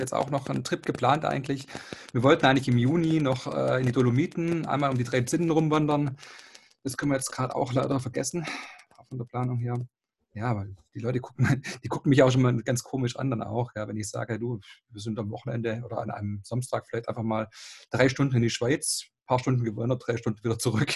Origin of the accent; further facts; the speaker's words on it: Esslingen am Neckar, Baden-Württemberg, Germany; 36 Jahre alt, komme aus Esslingen am Neckar